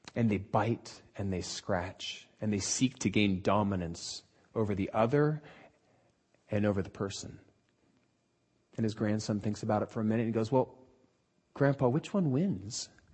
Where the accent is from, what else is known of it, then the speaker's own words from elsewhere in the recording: Southern California, United States; we're from Southern California and aren't used to any sort of weather that doesn't involve sandals